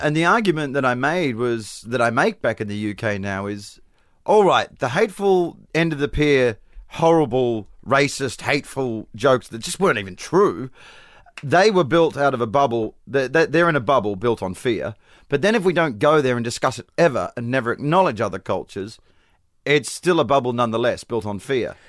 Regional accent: Perth, Western Australia, Australia; accent: Australian; moved away; I'm from Perth, which is the most secluded city in the world

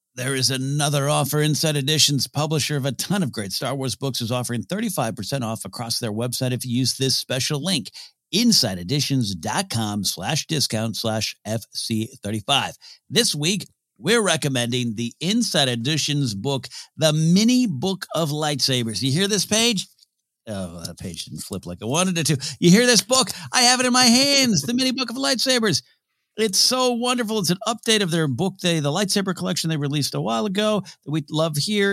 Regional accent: Arroyo Grande, California, United States; my hometown of Rio Grande, California, Pismo Beach area

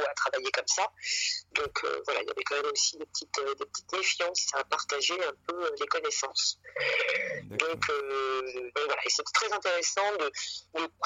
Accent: Paris, Île-de-France, France; je suis euh, déjà euh, d'origine, je suis parisienne. Oui. je suis à Paris, j'ai grandi à Paris. toute ma famille est, parisienne de, souche, hein, de père en fils, ça remonte très loin.

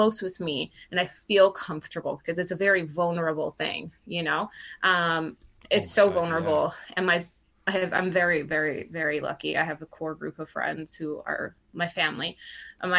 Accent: Cambridge, Ontario, Canada; growing up in Cambridge, Ontario, where I grew up, was predominantly Portuguese

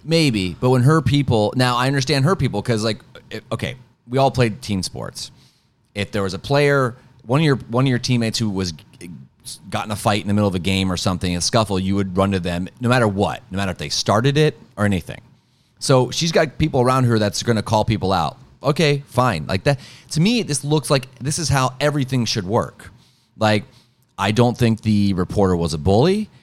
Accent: Ohio, United States; there's two in my home state

